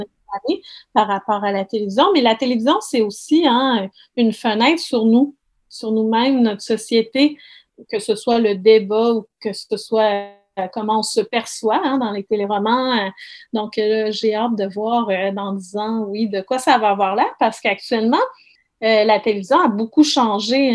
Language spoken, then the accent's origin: French; Saguenay, Quebec, Canada; je suis originaire du Saguenay